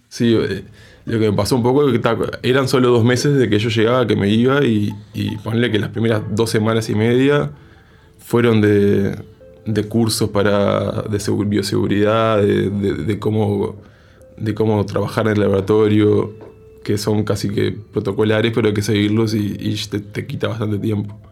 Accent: Uruguay

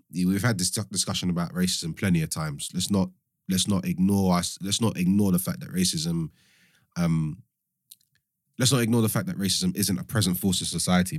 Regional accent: London, United Kingdom; also born or lived in Cambridge; I'm one of few people that was, was born and raised in London.

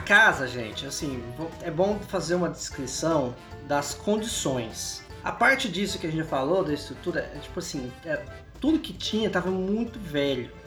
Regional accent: Goiânia, Goiás, Brazil; Eu cresci em Goiânia. Eu cresci em Goiânia.

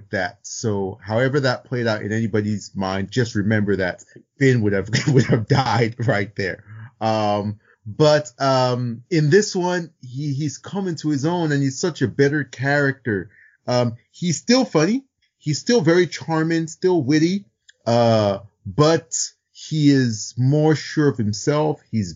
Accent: Nigeria; I'm also Nigerian

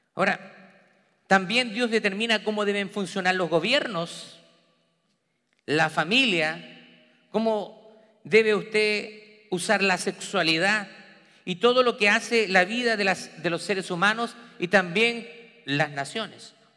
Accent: Chile; moved away; trabajando en mi país natal, en Chile, diferentes trabajos.

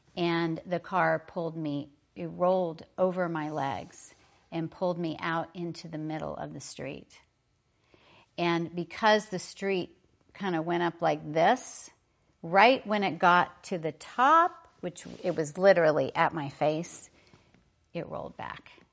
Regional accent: Oklahoma, United States; I was raised in Oklahoma

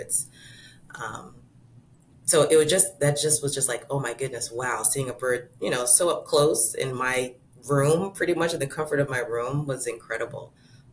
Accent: Florida, United States; as a kid, growing up in Florida

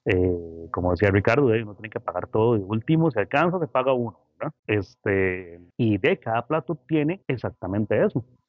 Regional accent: Costa Rica; tenemos un potencial increíble, o sea, como ticos

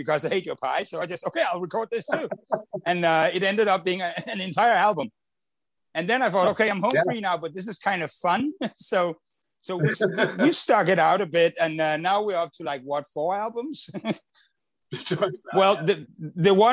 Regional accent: Copenhagen, Capital Region of Denmark, Denmark; I'm from Copenhagen

